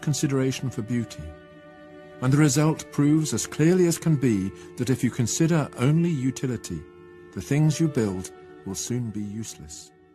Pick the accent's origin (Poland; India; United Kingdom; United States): United Kingdom; near Reading, South East England; I grew up near Reading, which was a charming Victorian town